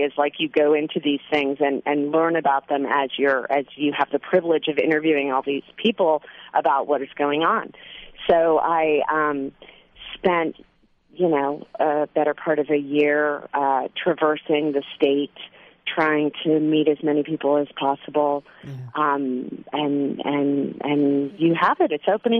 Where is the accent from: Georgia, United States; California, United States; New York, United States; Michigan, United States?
California, United States; Central Valley; I'm from California. My father was a legislator in Sacramento. I'm from the Central Valley.